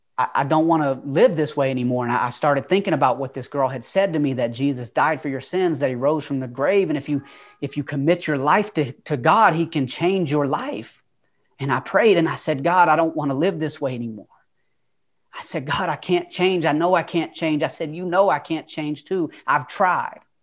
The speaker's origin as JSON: {"language": "English", "town": "Atlanta", "region": "Georgia", "country": "United States", "tie": "born or raised there", "also_born_or_lived": "California", "accent": "Southern twang", "moved": "yes", "said": "I don't know if you can tell by the twang, but like I said before, I'm from Atlanta. I'm not originally from California. Uh, you could probably hear that Southern twang in my voice. Uh, but yeah, I was born in Atlanta"}